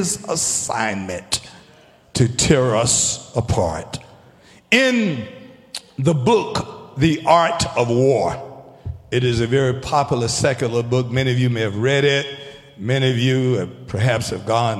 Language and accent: English; Taylors, South Carolina, United States; I was a young man coming up, growing up in Taylor's.